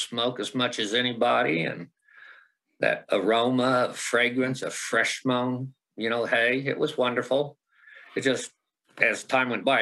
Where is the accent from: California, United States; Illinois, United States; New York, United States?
Illinois, United States; Southern; moved away as an adult; also born or lived in Missouri; now in Idaho, United States; Southern Illinois